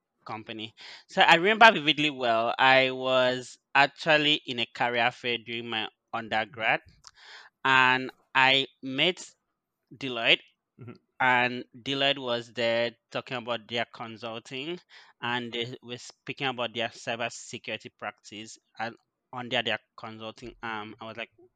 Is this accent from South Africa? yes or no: no; Odukpani, Cross River, Nigeria; moved away as an adult; also born or lived in Canada; now in Vancouver, Canada; I am from a small village or a small town called Odukpani in Cross River, and I have been in Nigeria for like almost all my life. I recently moved to Canada for my MBA.